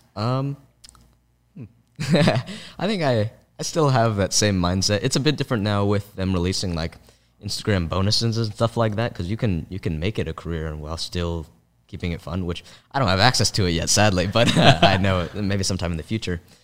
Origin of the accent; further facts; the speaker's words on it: San Francisco, California, United States; also born or lived in Palo Alto area; when I was growing up in San Francisco